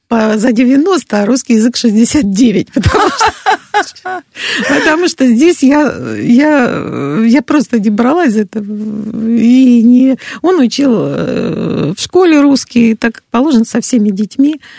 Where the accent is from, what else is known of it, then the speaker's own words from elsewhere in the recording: Moscow, Russia; Нет, я из Москвы. Абсолютно ровно говорю